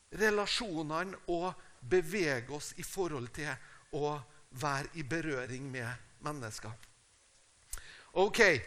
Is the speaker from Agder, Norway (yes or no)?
no; Tingvoll, Møre og Romsdal, Norway; moved away; also born or lived in Uppsala, Sweden; Jeg er fra Tingvoll. Det er et lite sted på Nordmøre.